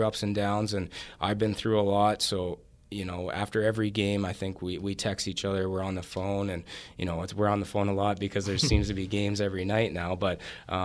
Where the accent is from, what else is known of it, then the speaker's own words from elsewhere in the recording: Canada; being Canadian